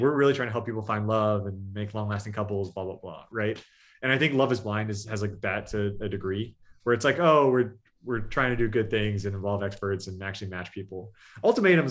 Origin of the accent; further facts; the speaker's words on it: California, United States; we're all from California